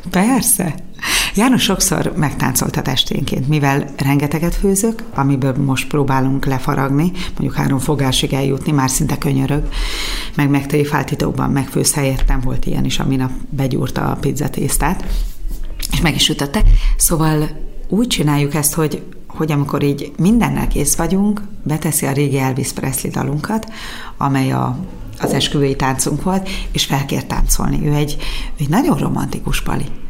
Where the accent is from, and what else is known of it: Gyula, Békés, Hungary